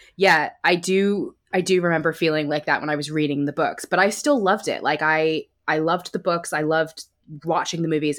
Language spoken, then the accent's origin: English; United States; moved away as an adult; now in United Kingdom; I live in the U K now, but I grew up in the States